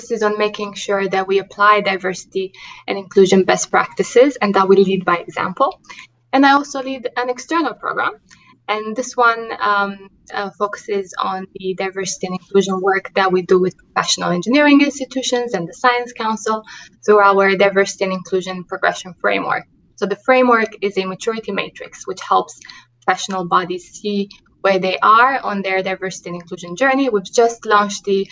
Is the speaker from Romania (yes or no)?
yes; Romania; English is a second language; moved away as an adult; also born or lived in New York City; having grown up in Romania, you can hear that in my accent